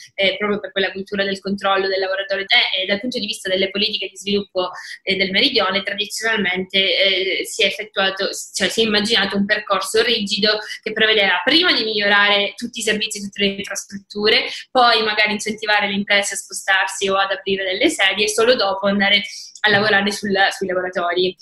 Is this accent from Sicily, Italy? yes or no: yes; Palermo, Sicily, Italy; moved away as an adult; also born or lived in northern Italy / Luxembourg; una ragazza palermitana che ha vissuto per dieci anni fuori, prima al nord e poi all'estero. E adesso ho deciso di tornare in Sicilia